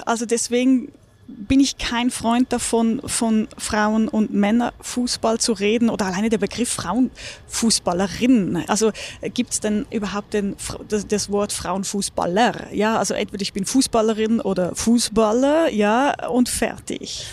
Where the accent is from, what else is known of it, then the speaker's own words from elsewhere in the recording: Küsnacht, Zurich, Switzerland; moved away as an adult; now in Munich, Germany; Ich bin am Zürichsee groß geworden.